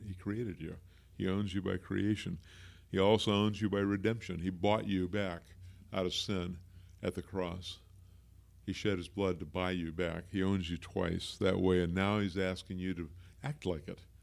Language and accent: English; Pacific Northwest, United States; also born or lived in Bryan, Texas; I've lived in the Pacific Northwest for the whole rest of my life